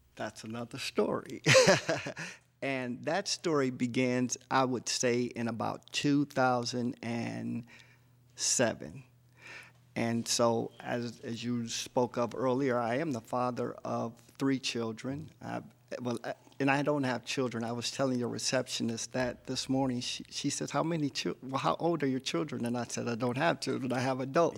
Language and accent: English; Detroit, Michigan, United States; moved away as an adult; also born or lived in San Diego; now in Los Angeles, United States; I'm a native Detroiter, um, born and raised in Detroit.